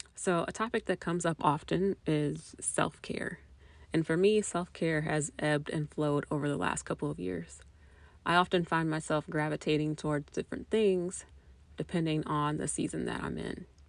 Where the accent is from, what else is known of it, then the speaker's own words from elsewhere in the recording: Indianapolis, Indiana, United States; I was born and raised in Indianapolis, Indiana, and I've lived in Indiana my entire life